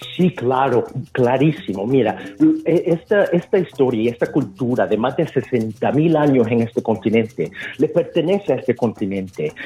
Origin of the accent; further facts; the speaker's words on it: El Salvador; now in Australia; siendo una persona salvadoreña en Australia